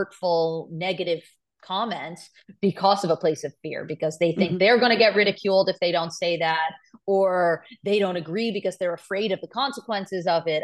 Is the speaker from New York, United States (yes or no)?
yes; New York, United States; I'm a Jew from New York